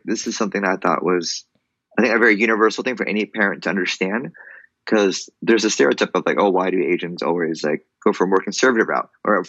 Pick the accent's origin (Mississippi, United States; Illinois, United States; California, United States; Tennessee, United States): California, United States; Orange County, Southern; now in Los Angeles, United States; I'm originally from Orange County, down in SoCal. Right now I'm based in LA.